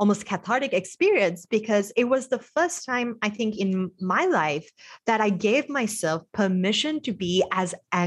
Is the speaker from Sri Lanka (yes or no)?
yes; Sri Lanka; moved away as an adult; also born or lived in Bay Area, United States; I was exposed to a lot of American culture growing up in Sri Lanka.